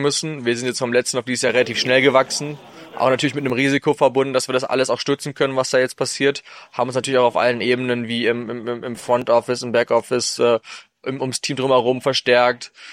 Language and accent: German; Düsseldorf, North Rhine-Westphalia, Germany; meine Heimatstadt ist, Düsseldorf, wo ich selber angefangen habe mit Football